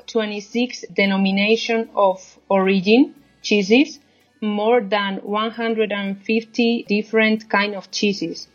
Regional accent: Salamanca, Castile and León, Spain; English is a second language; in my city, in Salamanca

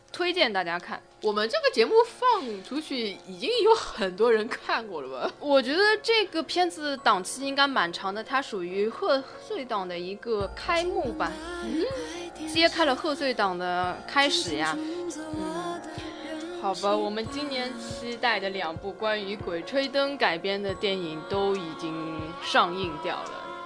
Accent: China; 我们中国人，因为我们以前的，呃，防盗墓贼的技术也很多的

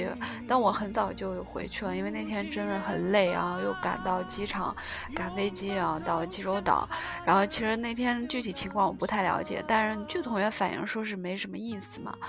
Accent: China; now in South Korea; 然后哈萨克斯坦是三个女生，然后我们中国人就很多了，大概这次去了九个。

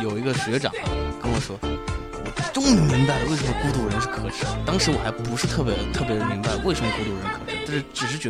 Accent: Xi'an, Shaanxi, China; 对对对，我们都是西安人。

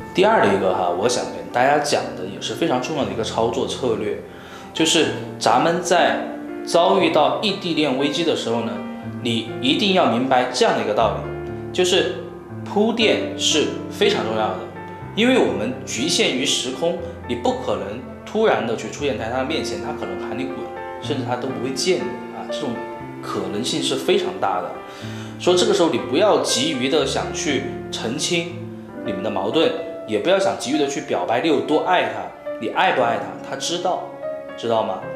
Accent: Chongqing, China; 他女朋友呢是在重庆这边啊，就是我老家了啊。

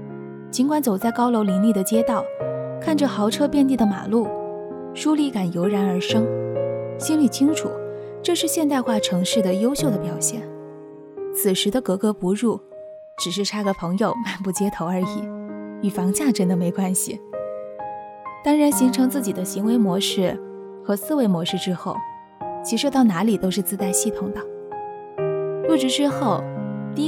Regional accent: South China, China; now in Beijing, China; 作为地道的南方人，经过近两年的温习，也品味到那种勤劳务实、敢打敢拼的血性

